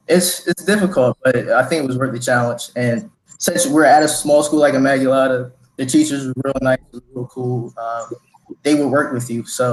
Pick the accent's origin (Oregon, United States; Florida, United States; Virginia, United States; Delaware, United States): Delaware, United States; Wilmington; Came out of Wilmington, Delaware too, just like Mike. Went to Concord High School.